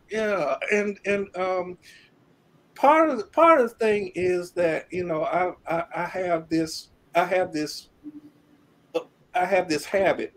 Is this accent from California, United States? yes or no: no; Birmingham, Alabama, United States; I was born and raised in Birmingham, Alabama